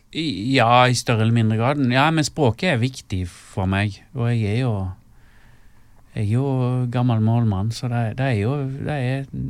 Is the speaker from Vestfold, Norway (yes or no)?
no; Stord, Vestland, Norway; moved away as an adult; da måtte jeg flytte vekk ifra Stord